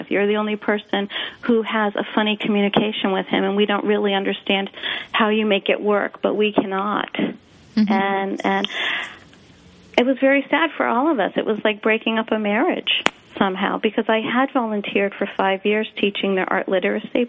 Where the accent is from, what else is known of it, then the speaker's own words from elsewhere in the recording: Springfield, Massachusetts, United States; I was raised in Springfield, Massachusetts